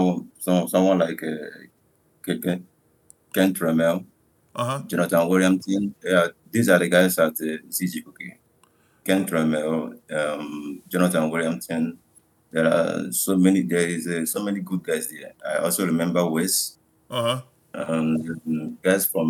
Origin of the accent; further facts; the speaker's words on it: Anambra, Nigeria; I'm from Nigeria. I'm from Anambra State in Nigeria.